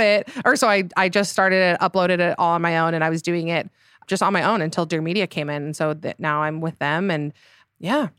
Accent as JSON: {"language": "English", "region": "Utah", "country": "United States", "tie": "born or raised there", "said": "So, I am from Utah. I s, currently live there in Salt Lake City."}